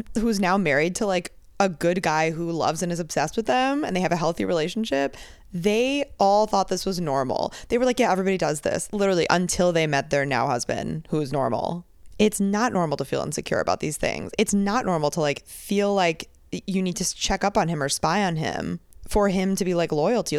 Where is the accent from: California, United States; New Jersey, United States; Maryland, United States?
New Jersey, United States; moved away as an adult; also born or lived in Boston / Texas; now in New York City, United States; I grew up near New Jersey, like, in New Jersey near the city